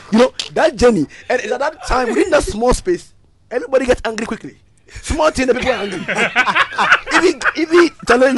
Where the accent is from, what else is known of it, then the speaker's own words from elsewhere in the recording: Ghana; I'm come from Siakwa, Chime Siakwa